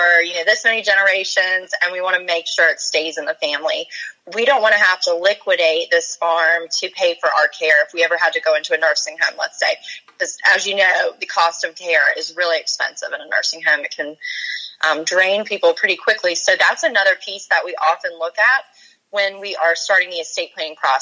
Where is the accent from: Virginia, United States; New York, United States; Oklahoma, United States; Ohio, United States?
Virginia, United States; also born or lived in Charleston, South Carolina; I grew up in Virginia, so I wanted to come back